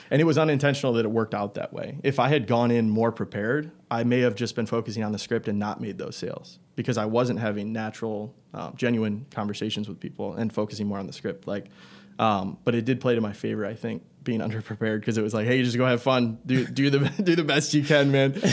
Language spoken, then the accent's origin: English; Algonac, Michigan, United States; I grew up in Algonac, same place that Tristan and Steven come from